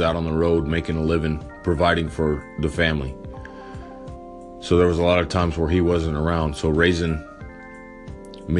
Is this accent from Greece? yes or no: no; Morton, Texas, United States; born or raised there